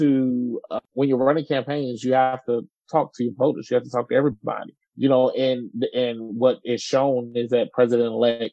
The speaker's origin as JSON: {"language": "English", "town": "Farmville", "region": "Virginia", "country": "United States", "tie": "born or raised there", "also_born_or_lived": "Washington, D.C.", "moved": "yes", "lives_now": "Tennessee, United States", "said": "my hometown in Farmville, Virginia, Prince Edward County"}